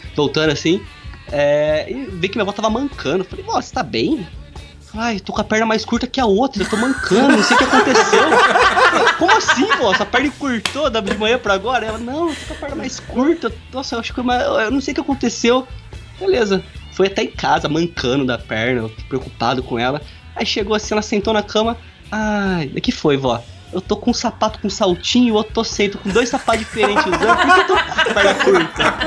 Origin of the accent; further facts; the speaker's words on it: Bauru, São Paulo, Brazil; eu sou do interior. Eu sou do interior, sou de Bauru